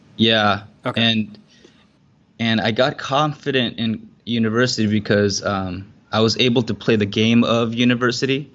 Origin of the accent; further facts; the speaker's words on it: Southern California, United States; now in Singapore; I grew up in Southern California